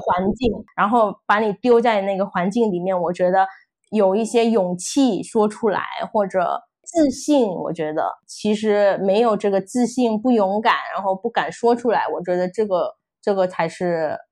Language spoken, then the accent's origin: Chinese; Indonesia; Chinese is a second language; 我是印尼，呃，算是印尼华侨吧